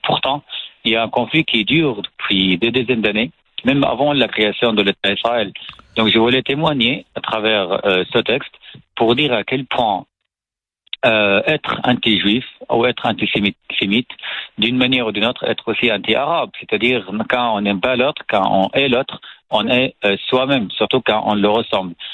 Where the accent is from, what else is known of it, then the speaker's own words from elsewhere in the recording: Syria; French is a second language; moved away as an adult; now in France; je suis né en Syrie, dans, dans une famille salafiste